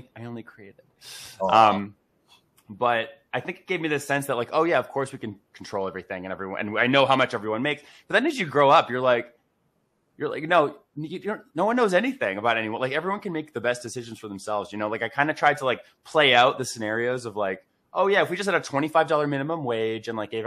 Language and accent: English; Boston, Massachusetts, United States; I grew up in Massachusetts, in Boston, Massachusetts